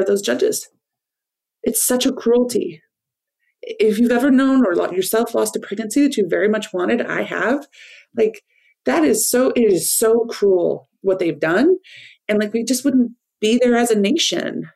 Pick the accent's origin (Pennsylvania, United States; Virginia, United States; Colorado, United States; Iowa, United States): Iowa, United States; moved away as an adult; now in Washington, D.C., United States; I was just a weird kid growing up in Iowa